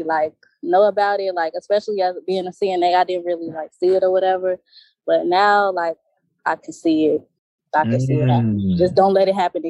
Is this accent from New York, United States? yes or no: no; Hazel Crest, Illinois, United States; I'm from Chicago. The suburbs of Chicago, but I'm from Chicago, Illinois.